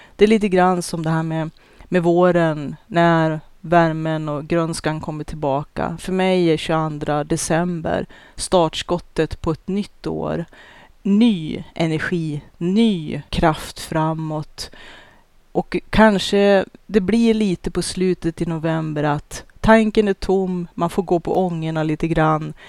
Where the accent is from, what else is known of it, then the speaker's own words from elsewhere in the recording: Norrland, Sweden; min norrländska kärvhet